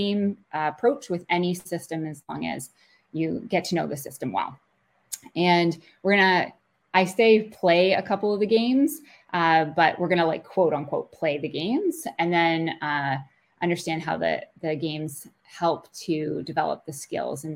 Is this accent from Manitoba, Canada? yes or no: no; Kingston, Ontario, Canada; I grew up in Kingston and went to school, University at Queen's, for a math degree